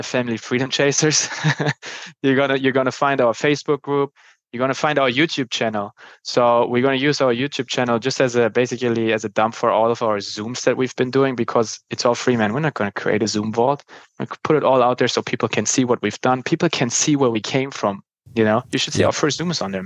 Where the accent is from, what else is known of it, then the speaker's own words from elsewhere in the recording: Germany; accent: German; moved away; my German accent